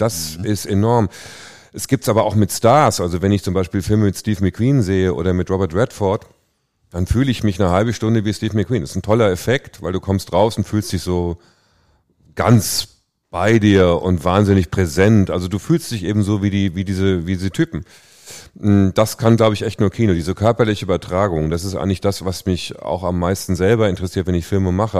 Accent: Hesse, Germany; moved away; also born or lived in Hamburg; Also ich komme aus Hessen, aus einer Kleinstadt

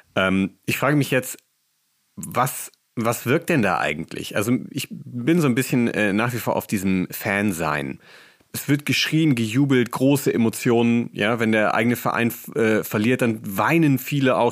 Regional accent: Bremen, Germany; Ich komme auch aus der Nähe von Bremen

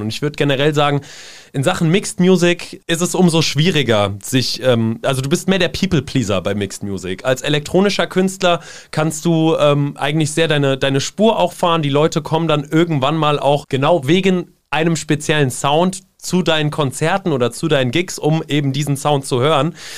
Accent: Seeheim-Jugenheim, Hesse, Germany; moved away as an adult; also born or lived in Zwingenberg / Darmstadt; now in Mainz, Germany; bin dann äh, mit meinen Eltern zusammen nach Seeheim-Jugendheim bzw. Oberberbach gezogen

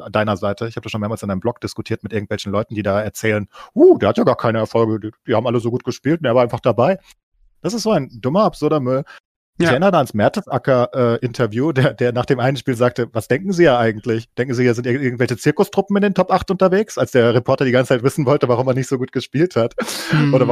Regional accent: Frankfurt, Hesse, Germany; vielleicht auch aufgrund meiner Vereinsprägung, als, als, als Frankfurter.

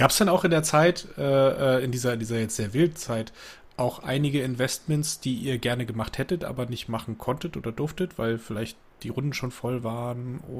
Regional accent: Berlin, Germany; Ja, Viktoria Berlin, hier äh, als Berliner freue ich mich natürlich sehr darüber

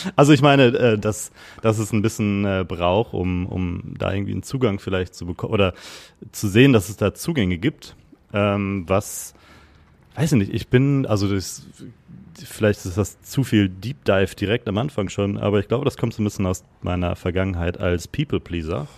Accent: Gütersloh, North Rhine-Westphalia, Germany; moved away as an adult; also born or lived in Netherlands / London; now in Hamburg, Germany; Ich komme gebürtig aus Gütersloh. Das ist äh, Westfalen, Ostwestfalen

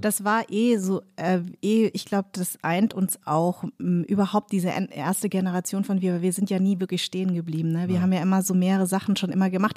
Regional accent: Munich, Bavaria, Germany; moved away as an adult; also born or lived in Darmstadt; now in Berlin, Germany; weil ich war in München sehr weiß sozialisiert. Also ich bin im total komplett weißen Umfeld groß in geworden. Äh, in Parsing.

